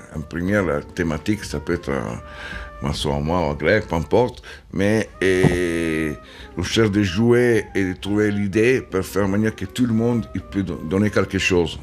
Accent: Turin, Piedmont, Italy; French is a second language; moved away as an adult; je suis né à Turin

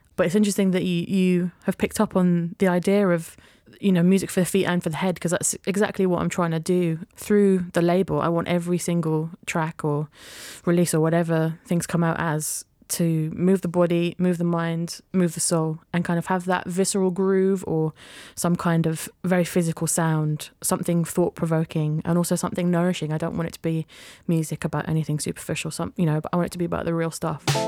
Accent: Yorkshire and the Humber, United Kingdom; growing up in Yorkshire, there was lots of brass bands

